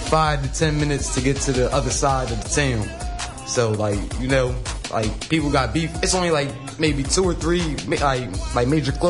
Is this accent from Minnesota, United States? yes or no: no; Wilmington, Delaware, United States; Originally, I'm from Wilmington, Delaware.